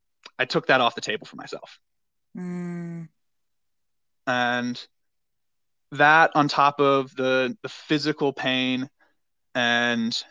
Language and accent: English; North Carolina, United States; moved away as an adult; also born or lived in Denver, Colorado; I grew up in North Carolina